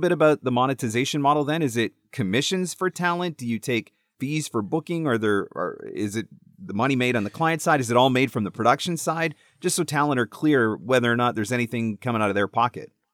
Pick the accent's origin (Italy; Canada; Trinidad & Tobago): Canada; I'm Canadian.